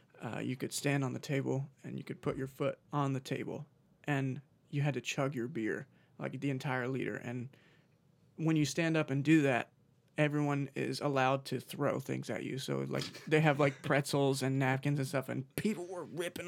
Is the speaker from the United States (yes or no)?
yes; United States; Like, here I am, English. Like, cater to me because I'm from America.